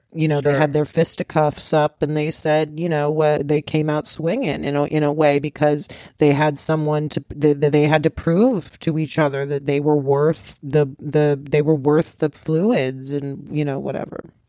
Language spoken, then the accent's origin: English; Los Angeles, California, United States; I'm from Rancho out here in, in Los Angeles